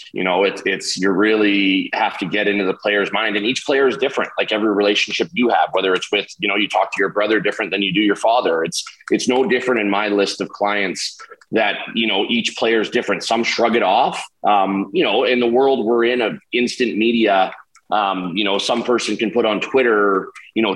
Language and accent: English; Vancouver, Victoria, British Columbia, Canada; in Vancouver, Victoria, in my hometown